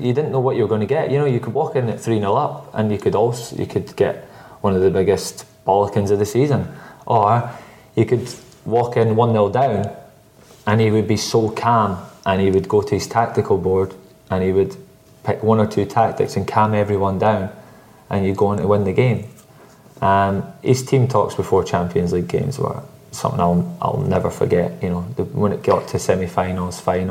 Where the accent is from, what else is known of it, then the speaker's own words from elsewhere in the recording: Scotland, United Kingdom; I'm Scottish